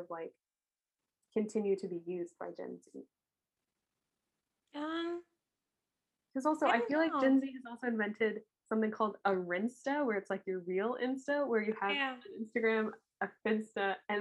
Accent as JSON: {"language": "English", "country": "United States", "tie": "born or raised there", "said": "I grew up near Washington, D.C."}